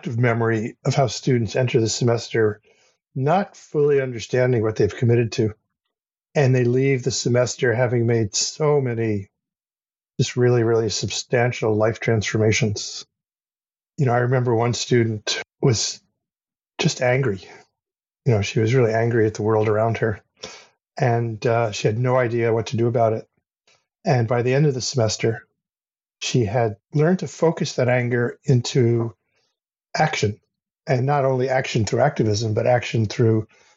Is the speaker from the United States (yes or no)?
yes; United States; moved away as an adult; now in Canada; I grew up in the United States in the 1960s and 70s